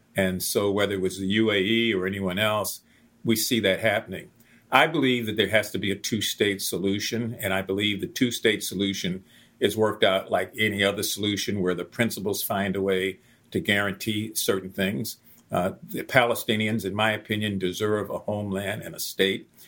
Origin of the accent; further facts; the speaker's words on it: Baltimore, Maryland, United States; when I was a teenager growing up in West Baltimore